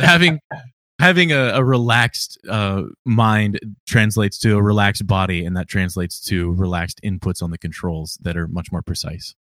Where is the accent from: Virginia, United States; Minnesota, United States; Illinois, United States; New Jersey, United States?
Virginia, United States; I'm from Virginia